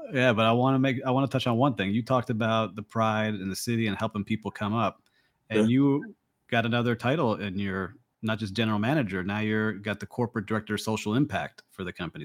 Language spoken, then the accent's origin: English; Miami, Florida, United States; my hometown of miami and miami beach